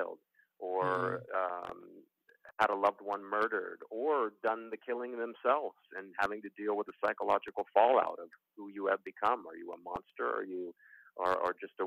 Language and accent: English; Los Angeles, California, United States; I'm from Los Angeles